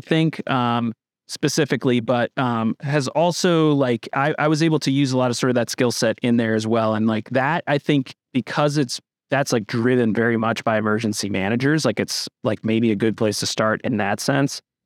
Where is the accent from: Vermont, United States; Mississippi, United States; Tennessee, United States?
Vermont, United States; Northern; I'm from Northern Vermont